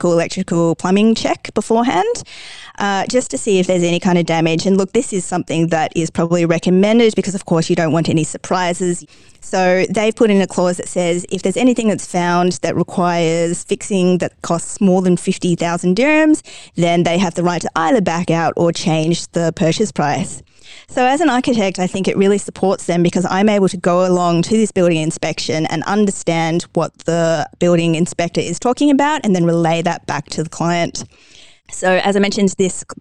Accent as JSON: {"language": "English", "country": "Australia", "moved": "yes", "lives_now": "Dubai, United Arab Emirates", "said": "I'm obviously from Australia where there's a phrase, everything can kill you"}